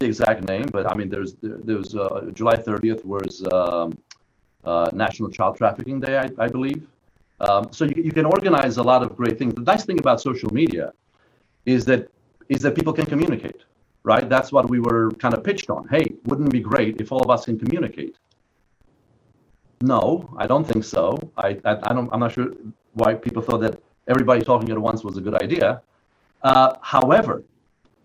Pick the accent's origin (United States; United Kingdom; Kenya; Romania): Romania; moved away; I was born in Romania under Ceausescu, under communism